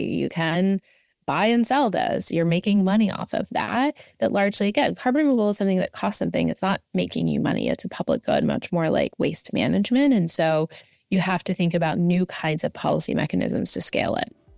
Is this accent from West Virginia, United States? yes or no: yes; Southern West Virginia, United States; moved away as an adult; also born or lived in Washington, D.C.; I grew up in Southern West Virginia